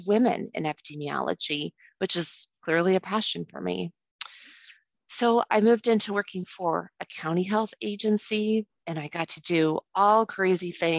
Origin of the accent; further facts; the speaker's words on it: St. Louis, Missouri, United States; now in Iowa, United States; I was raised in St. Louis